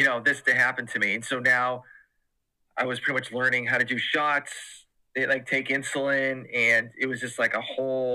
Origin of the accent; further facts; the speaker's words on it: Massachusetts, United States; moved away as an adult; now in Georgia, United States; I am originally from Massachusetts and my wife is from Georgia. And so when we got married, she got a position back in Georgia. So we moved down south